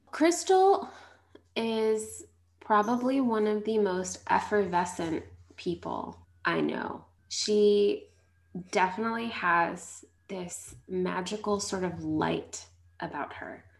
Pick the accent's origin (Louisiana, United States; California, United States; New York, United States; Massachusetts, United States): New York, United States; Long Island; I grew up in Long Island